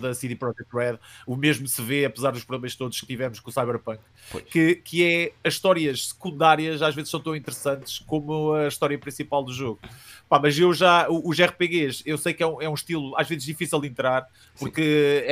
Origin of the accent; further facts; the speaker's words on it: Coimbra, Centro, Portugal; sou de Coimbra, eh, originalmente de Coimbra